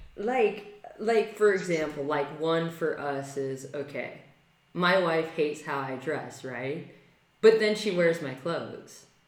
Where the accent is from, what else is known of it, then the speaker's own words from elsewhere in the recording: California, United States; I'm a Californian